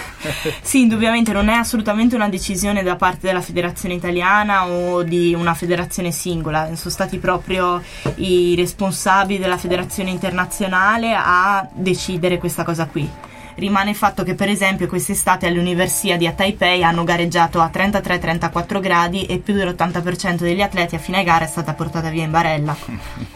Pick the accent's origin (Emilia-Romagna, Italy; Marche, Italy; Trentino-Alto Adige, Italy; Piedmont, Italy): Trentino-Alto Adige, Italy; da buona trentina